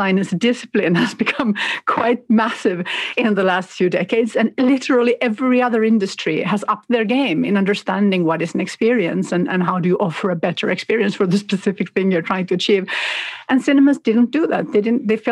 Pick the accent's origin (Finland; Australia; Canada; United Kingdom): Finland; now in Sweden; I live in Sweden, I grew up in Finland